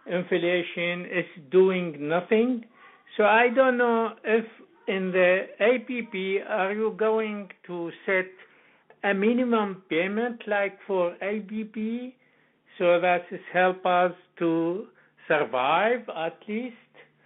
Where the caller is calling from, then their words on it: Calgary, Alberta, Canada; And I'm … from Calgary.